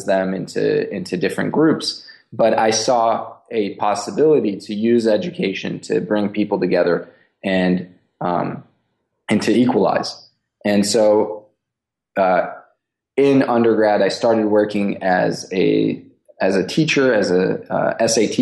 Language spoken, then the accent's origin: English; Los Angeles, California, United States; also born or lived in Israel; I was born in Israel to an Iraqi father and a Hungarian mother. So even though at home we spoke Hebrew, I was very much exposed to two other languages in the homes of my grandparents. And when I was 7 years old, we moved to Los Angeles. Lived in LA until I graduated from high school